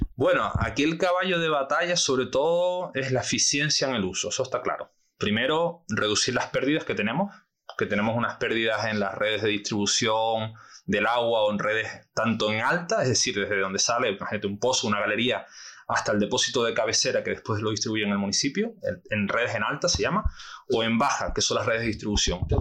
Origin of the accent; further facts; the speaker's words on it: Canary Islands, Spain; nosotros como canarios